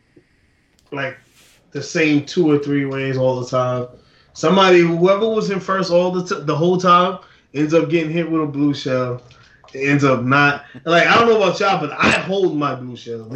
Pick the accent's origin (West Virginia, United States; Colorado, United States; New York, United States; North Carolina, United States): New York, United States; I am from New York